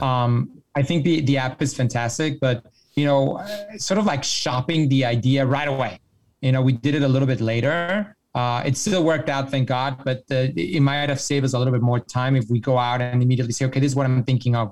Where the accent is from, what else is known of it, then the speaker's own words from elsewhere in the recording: Mexico; I'm from Mexico